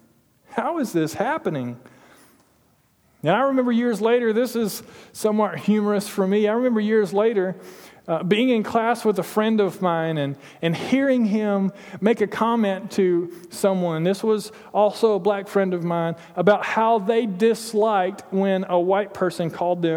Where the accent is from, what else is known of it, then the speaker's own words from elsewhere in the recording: Toccoa, Georgia, United States; I grew up in Toccoa, Georgia, in Stevens County Middle School.